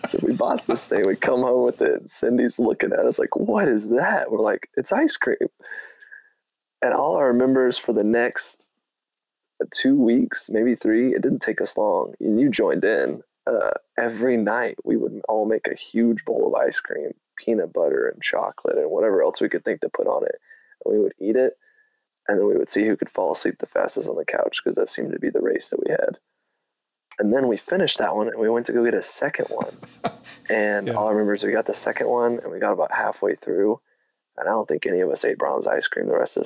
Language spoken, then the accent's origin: English; Weatherford, Texas, United States; also born or lived in Oklahoma; now in Fort Worth, United States; Born and raised in Weatherford, Texas, about 4 hours south of OSU.